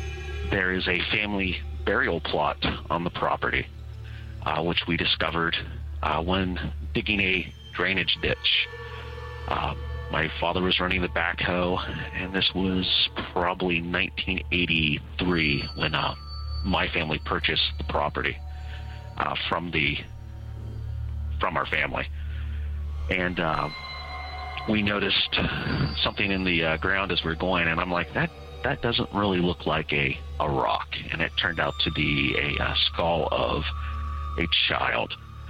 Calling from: Ohio, United States; I am from the Central Ohio area.

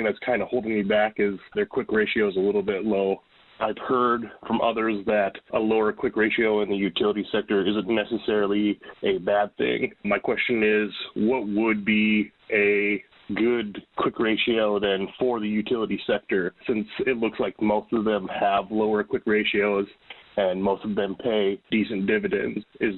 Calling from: Minnesota, United States; I'm from Minnesota.

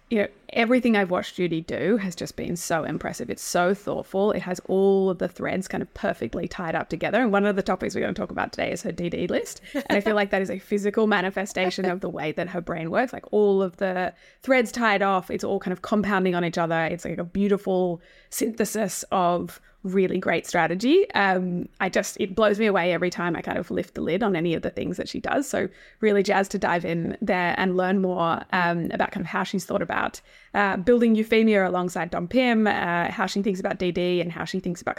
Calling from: Sydney, New South Wales, Australia; I'm coming from Gadigal land today and do think it's a very important political moment in Australian history as we come up to the yes vote

